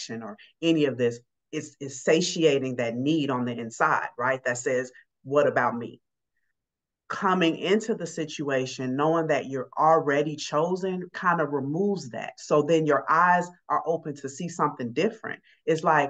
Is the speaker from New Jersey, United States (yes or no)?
no; Chicago, Illinois, United States; moved away as an adult; also born or lived in Atlanta; now in Seattle, United States; I'm from Chicago originally. I live in Seattle now